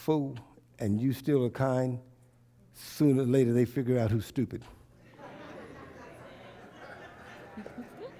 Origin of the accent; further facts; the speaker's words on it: United States; I love being an American. I love being an African-American American.